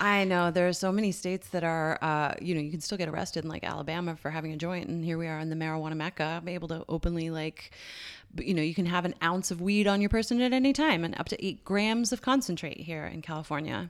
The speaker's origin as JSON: {"language": "English", "town": "St. John's", "region": "Newfoundland and Labrador", "country": "Canada", "tie": "born or raised there", "moved": "yes", "said": "I gr, uh, grew up there from the age of three. My family moved there when I was little. And, uh, yeah, so Saint John's, Newfoundland"}